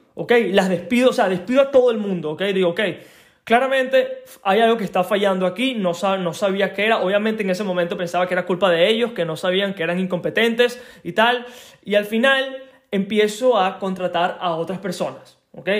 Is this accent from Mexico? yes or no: no; Venezuela; moved away; soy de Venezuela